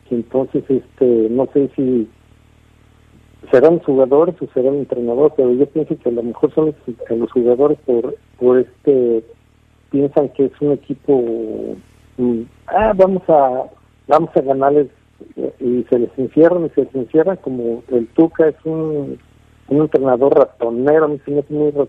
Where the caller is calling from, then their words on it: Louisiana, United States; De Luisiana.